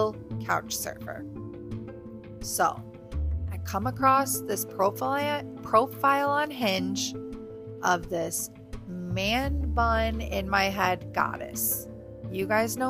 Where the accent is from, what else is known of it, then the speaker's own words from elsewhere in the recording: Michigan, United States; moved away; I'm from Michigan